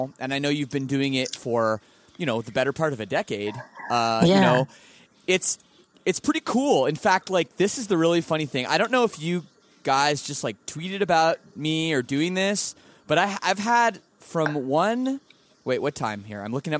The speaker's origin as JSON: {"language": "English", "country": "Canada", "said": "I'm Canadian as well, as you must know."}